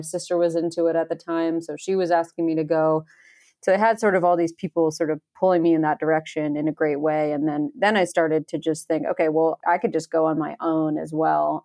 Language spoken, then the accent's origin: English; upstate New York, United States; moved away as an adult; also born or lived in Boston; now in Colorado, United States; I grew up near the Adirondack Mountains in upstate New York